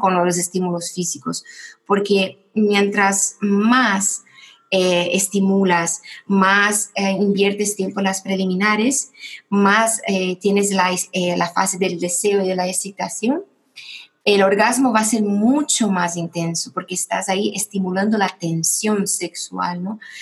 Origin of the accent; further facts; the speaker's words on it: Brazil; moved away as an adult; now in Spain; yo soy brasileña y llevo ocho años viviendo en España. Y en Brasil eh, yo tuve una historia un poco difícil con el tema de ser una mujer